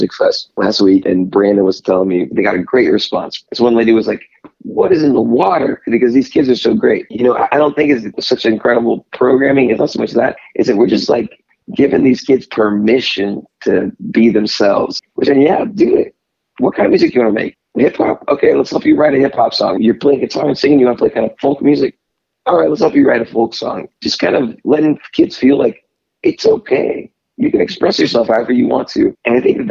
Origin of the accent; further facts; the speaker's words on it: Panama; now in Kansas City, United States; I'm from Panama